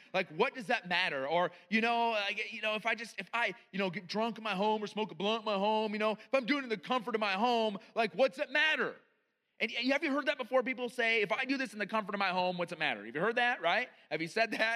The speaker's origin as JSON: {"language": "English", "country": "United States", "said": "as an American"}